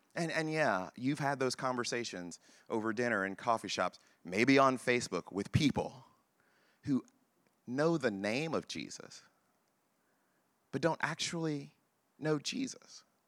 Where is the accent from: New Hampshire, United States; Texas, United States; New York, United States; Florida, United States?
Texas, United States; I am black and from Texas